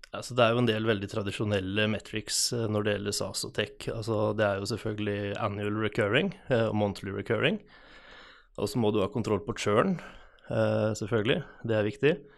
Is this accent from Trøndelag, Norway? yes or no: no; Hvaler, Østfold, Norway; moved away as an adult; now in Halden, Norway; Jeg er født og oppvokst på Hvaler